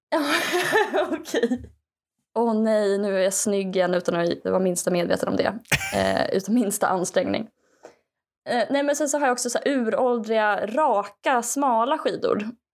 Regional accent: Skaraborg, Västra Götaland, Sweden; som skaraborgare

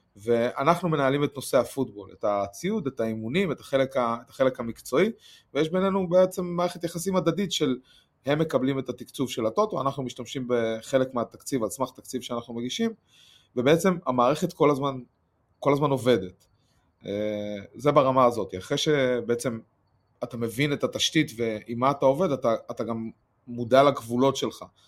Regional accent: Rehovot, Central District, Israel; אני מרחובות

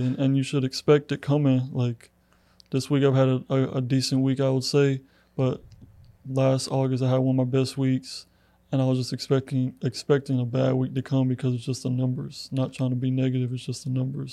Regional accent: Clermont, Florida, United States; moved away as an adult; now in LaGrange, United States; I'm originally from Orlando, Florida, a little town called Claremont

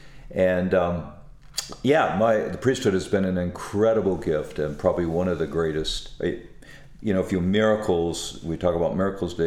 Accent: Alaska, United States; moved away as an adult; also born or lived in Magadan, Russia; born and raised in Alaska

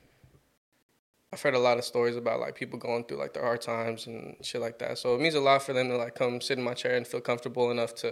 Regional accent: Torrance, California, United States; also born or lived in Gardena, California / Carson, California; I'll say Torrance. I went to school in Torrance most of my life. Grew up in Gardena, Carson a little bit. But yeah, mostly just Torrance

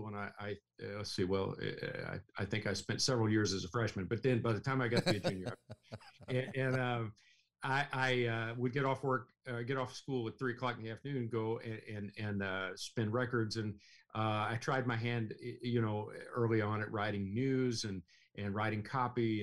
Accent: Russell Springs, Kentucky, United States; growing up in Russell Springs, and I got to tell you, that's a beautiful place on Lake Cumberland

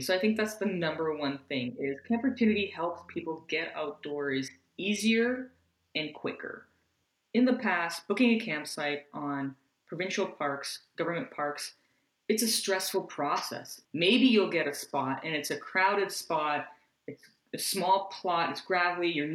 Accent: Canada; our fellow Canadians

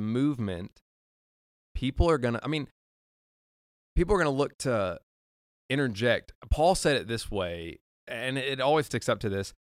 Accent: Nicholasville, Kentucky, United States; I'm from Nicholasville

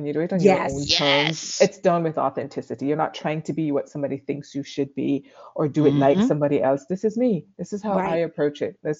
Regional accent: Jamaica; I'm Jamaican.

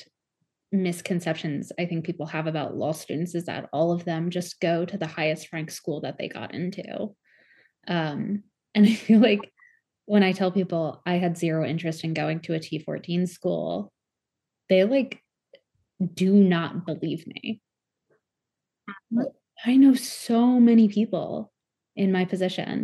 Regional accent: Delaware, United States; I was at the University of Delaware because I'm from Delaware

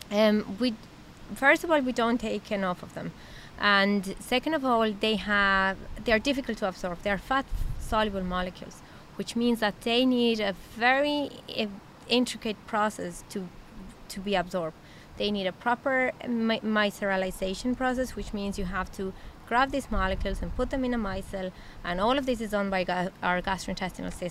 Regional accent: Mexico; English is a second language; Um, well, I'm from Mexico. I'm an internal medicine doctor. I did internal medicine in uh, Mexico

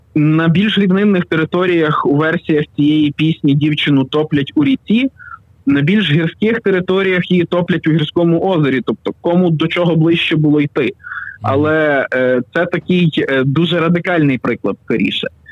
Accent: Pokuttia, Ukraine; Родом із Покуття

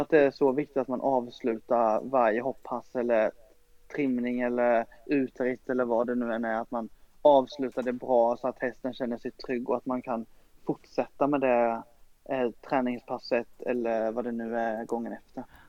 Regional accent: Ronneby, Blekinge, Sweden; i Brunnsparken i Ronneby där jag är uppvuxen

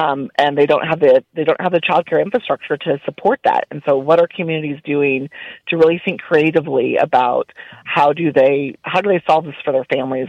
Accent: Illinois, United States; now in Texas, United States; You know, we're Texas. And yes, I grew up in Illinois, but I've lived here longer than I'd lived there.

